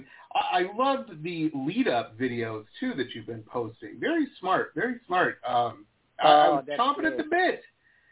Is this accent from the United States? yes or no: yes; Detroit, Michigan, United States; moved away as an adult; also born or lived in Boston / San Diego; now in South Florida, United States; I grew up in outside of Detroit, went to college in Boston, and then I moved to Southern California. I live in South Florida now